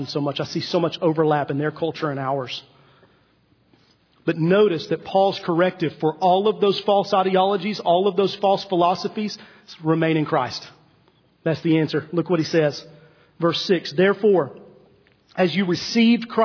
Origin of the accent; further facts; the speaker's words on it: East Tennessee, United States; I'm from East Tennessee, and so for 4 years I drove to my high school, Heritage High School, on 321 as you head toward Cades Cove.